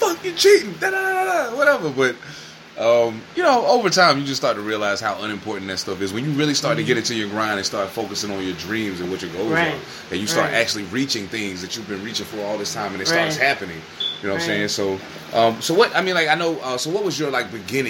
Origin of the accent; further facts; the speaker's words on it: East Coast, United States; moved away; I'm from the East Coast.